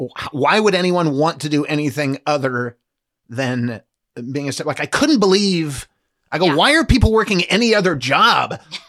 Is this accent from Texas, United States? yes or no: no; Nebraska, United States; moved away; I'm from Nebraska. When I grew up in Nebraska